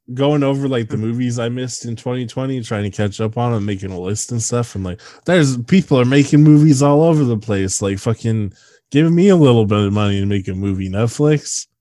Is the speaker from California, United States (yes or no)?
yes; Bay Area, California, United States; moved away; I'm from the Bay Area